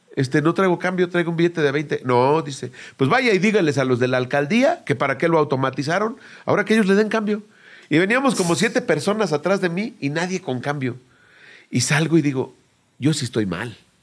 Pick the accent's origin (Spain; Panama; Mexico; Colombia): Mexico; como clásico mexicano desobediente